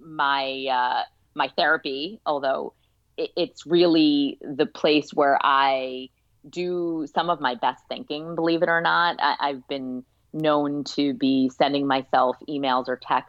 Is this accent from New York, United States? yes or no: yes; New York City, New York, United States; I grew up in Brooklyn, New York